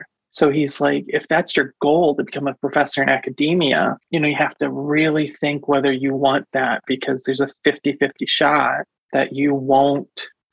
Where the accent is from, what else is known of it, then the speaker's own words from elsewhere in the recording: Indianapolis, Indiana, United States; moved away as an adult; also born or lived in Buffalo, New York; I'm from Indianapolis originally